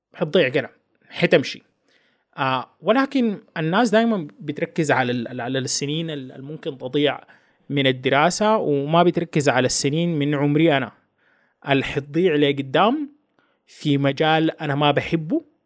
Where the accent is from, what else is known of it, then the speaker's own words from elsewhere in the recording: Sudan; هنا في بلدنا السودان